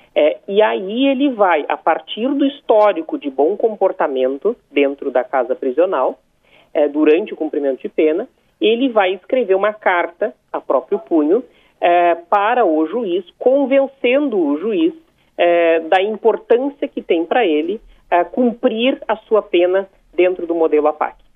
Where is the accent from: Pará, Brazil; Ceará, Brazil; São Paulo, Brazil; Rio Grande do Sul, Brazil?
Rio Grande do Sul, Brazil; São Lourenço do Sul; A minha cidade tem 45 mil habitantes, São Lourenço do Sul, minha cidade natal